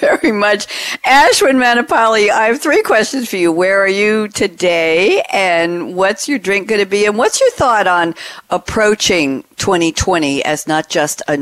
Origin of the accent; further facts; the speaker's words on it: New York, United States; moved away as an adult; now in Durham, United States; I am from New York